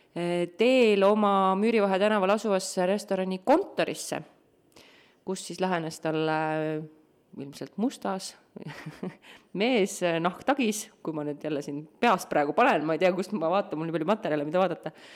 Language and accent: Estonian; Tartu, Tartu County, Estonia; ma olen Tartust